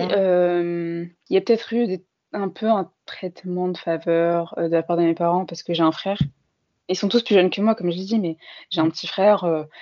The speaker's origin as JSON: {"language": "French", "area": "Paris suburbs", "region": "Île-de-France", "country": "France", "tie": "born or raised there", "said": "j'ai toujours grandi en France dans un quartier populaire de banlieue parisienne"}